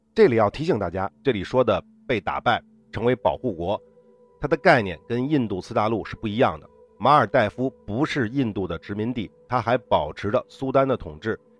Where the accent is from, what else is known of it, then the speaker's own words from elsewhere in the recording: China; 我们中国人